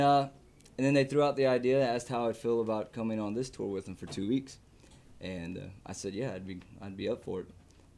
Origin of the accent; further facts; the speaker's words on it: Lafayette, Louisiana, United States; I'm from Lafayette, Louisiana.